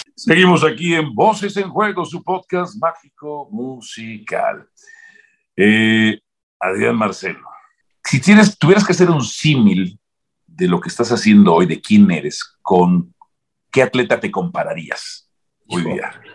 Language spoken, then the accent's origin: Spanish; Zacazonapan, State of Mexico, Mexico; Zacazonapan de mi pueblo